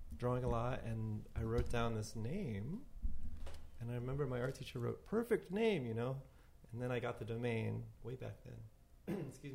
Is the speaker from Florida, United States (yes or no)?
yes; Tallahassee, Florida, United States; also born or lived in Atlanta; now in New York, United States; I grew up in Tallahassee, which is a tiny little college town in Florida